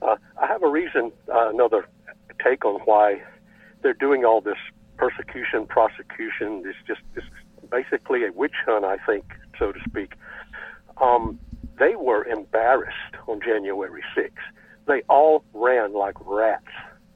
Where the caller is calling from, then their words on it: West Virginia, United States; I'm calling from West Virginia.